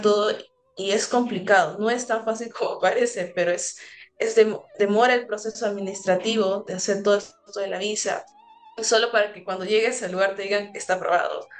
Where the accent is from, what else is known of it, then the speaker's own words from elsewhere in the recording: Lima, Peru; moved away as an adult; now in United States; donde yo vengo en San Juan de Miraflores